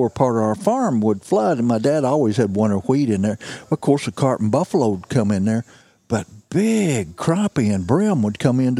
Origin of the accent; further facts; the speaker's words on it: Mississippi County, Missouri, United States; I was born in Mississippi County, Missouri, you know. Down southeast Missouri, and it's cotton country. I was raised on a cotton farm. Looks a lot like this. I was raised in the cypress swamps.